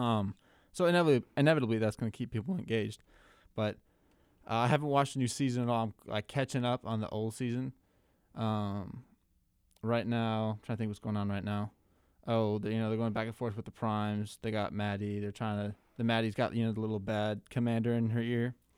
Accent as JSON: {"language": "English", "region": "Minnesota", "country": "United States", "said": "my home state of Minnesota"}